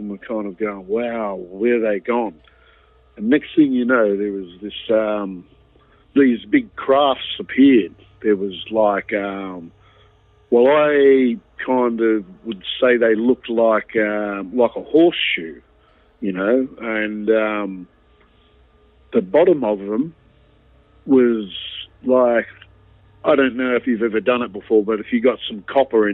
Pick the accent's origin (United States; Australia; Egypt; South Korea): Australia; Wollongong, New South Wales; Wollongong, which were, at the time was my hometown.